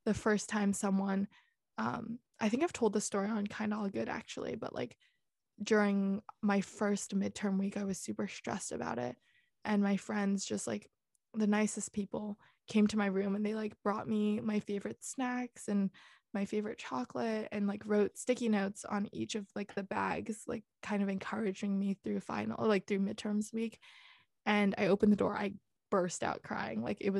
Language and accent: English; Singapore; also born or lived in Netherlands / Hong Kong; my passport's there. I've kind of grown up there. But if you look at it, I've spent the least time in Singapore, 3-4 years max. And I spent 6.5 years in the Netherlands and 8 years in Hong Kong.